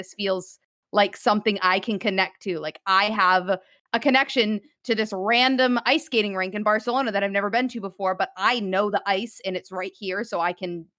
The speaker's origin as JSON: {"language": "English", "region": "New England", "country": "United States", "said": "I'm from the New England area, so all my friends ice skated."}